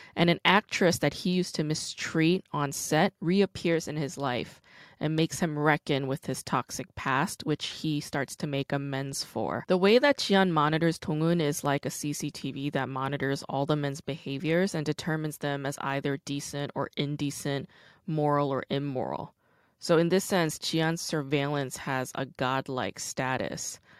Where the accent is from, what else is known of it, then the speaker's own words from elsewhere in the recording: New York, United States; also born or lived in South Korea / New Jersey; I wasn't born in the States. I was born in Korea. And then, you know, I moved to Brooklyn